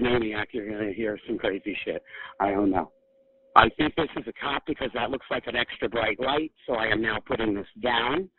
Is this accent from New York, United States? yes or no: yes; New York, United States; I'm here in Detroit. I'm from New York